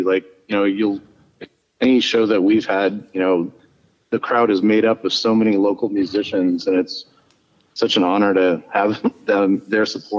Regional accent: Tucson, Arizona, United States; also born or lived in California; Yeah, I was born in Tucson. I've managed to escape a couple times, but Tucson's home. Like, I live in the desert. I have family. Yeah, so I lived in California for a couple of years, but yeah, Tucson always kind of draws me back.

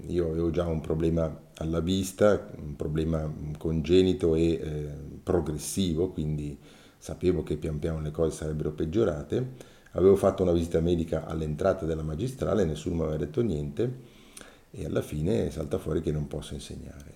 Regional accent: Mendrisiotto, Ticino, Switzerland; sono nato nel 1961 nel Mendrisiotto, nel Mendrisiotto perché ho, ho girato in diversi comuni e poi alla fine del ginnasio

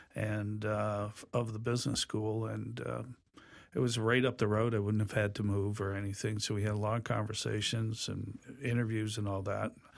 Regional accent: Hartford, Connecticut, United States; moved away as an adult; also born or lived in Long Island, New York / Rochester, New York; born in Hartford many, many years ago.

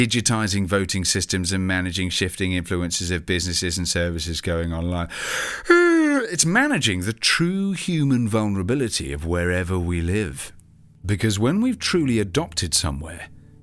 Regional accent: United Kingdom; my home country of the UK

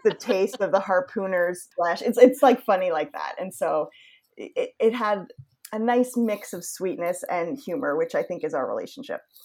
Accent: Yarmouth, Maine, United States; moved away; I grew up in Yarmouth, which is between Portland and Freeport.

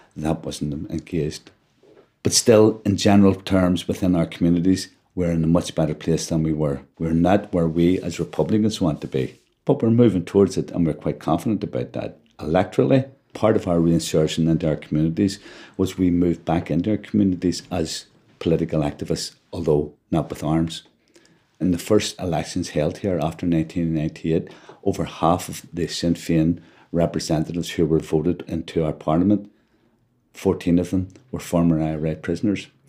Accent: Belfast, Northern Ireland, United Kingdom; I was born in West Belfast in an area called Clonard, a street called Bombay Street, actually, which is quite well known. I now live in Andersonstown. I've never moved out of this area

